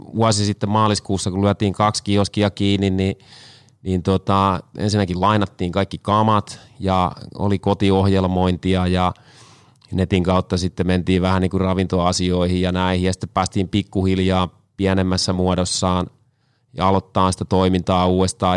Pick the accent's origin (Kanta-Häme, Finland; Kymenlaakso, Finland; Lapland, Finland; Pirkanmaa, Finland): Kanta-Häme, Finland; now in Tampere, Finland; Tuun Tampereelta, mutta kotoisin olen Kanta Hämeestä